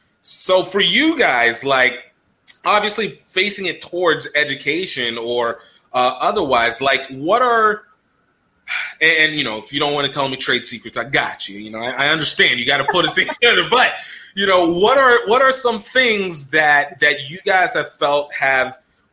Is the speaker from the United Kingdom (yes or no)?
no; Nigeria; as a Nigerian, I understand.